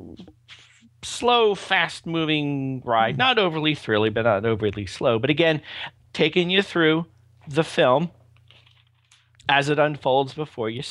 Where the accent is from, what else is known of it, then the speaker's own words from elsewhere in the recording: Pennsylvania, United States; Pennsylvania here